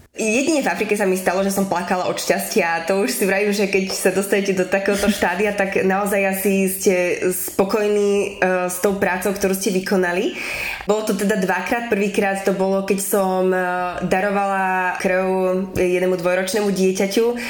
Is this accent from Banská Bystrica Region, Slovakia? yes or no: yes; Zvolen, Banská Bystrica Region, Slovakia; also born or lived in Burundi / South Sudan / Kenya / Bratislava; ja som sa narodila v Európe, zrovna na Slovensku